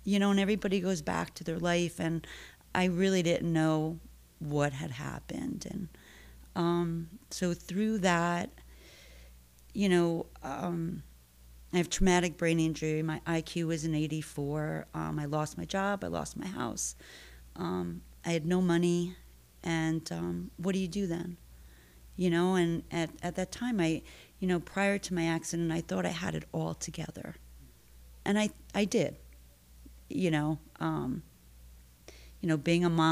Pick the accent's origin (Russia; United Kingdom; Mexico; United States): United States; Stamford, Connecticut; I was born and raised in Stanford. Grew up here, school, family, lots of family